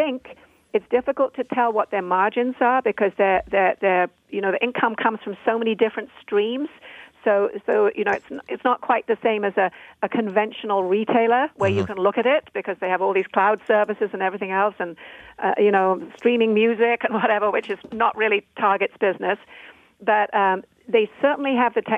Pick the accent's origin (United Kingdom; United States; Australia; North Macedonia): United Kingdom; I'm a Brit